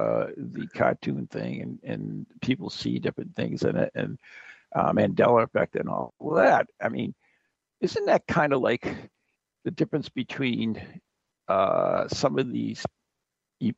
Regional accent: United States; I'm from America

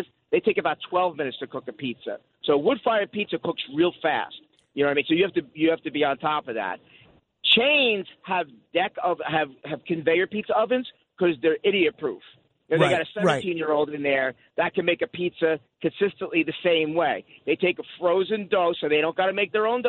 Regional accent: New Jersey, United States; I grew up in Jersey

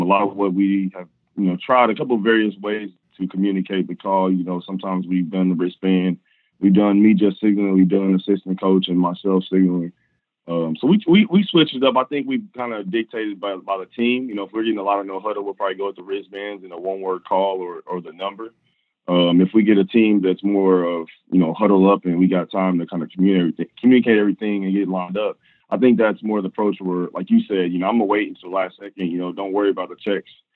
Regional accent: Kansas City, Missouri, United States; also born or lived in Nebraska; I'm from originally from Kansas, Missouri, went to, uh, Rockland High School

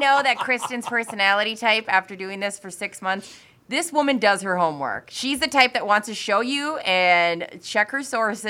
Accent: Minnesota, United States; I'm Minnesotan.

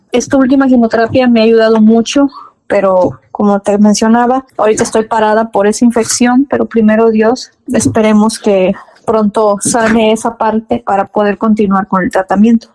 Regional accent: Ébano, San Luis Potosí, Mexico; Yo soy originaria de San Luis Potosí, de Ébano, San Luis Potosí

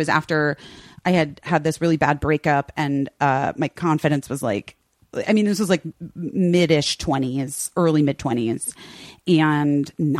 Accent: Arizona, United States; accent: Midwestern twang; also born or lived in Chicago; now in Los Angeles, United States; I grew up in Arizona, Pete, wasn't religious.

